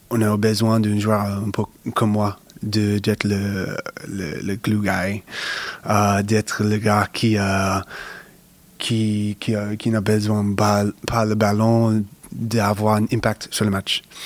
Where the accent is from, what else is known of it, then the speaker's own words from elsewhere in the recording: United States; French is a second language; moved away as an adult; now in France; j'ai grandi aux States, j'ai passé toutes mes études aux, States